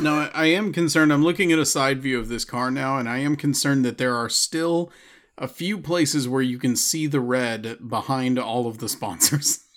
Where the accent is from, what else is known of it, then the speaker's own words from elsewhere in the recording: Austin, Texas, United States; my hometown, they're gonna be in Austin again